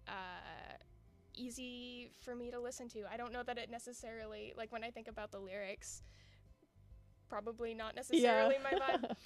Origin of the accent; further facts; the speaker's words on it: United States; as an American